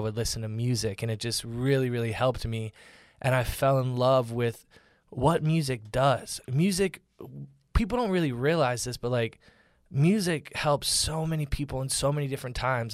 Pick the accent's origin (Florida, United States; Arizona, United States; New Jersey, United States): Florida, United States; Orlando; now in Los Angeles, United States; I grew up in Orlando, Florida